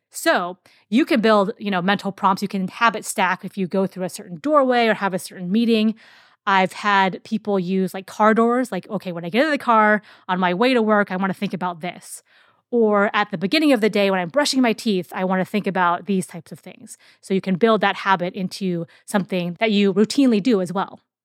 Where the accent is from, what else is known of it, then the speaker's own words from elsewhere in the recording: Seattle, Washington, United States; I'm from Seattle